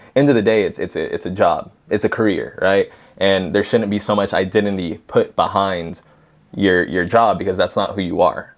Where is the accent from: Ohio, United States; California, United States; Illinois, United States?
California, United States; Highland; also born or lived in Yucaipa; my hometown of Highland